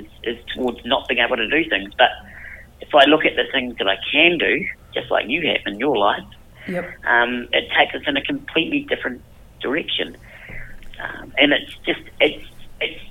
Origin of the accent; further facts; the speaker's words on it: New Zealand; I was born in New Zealand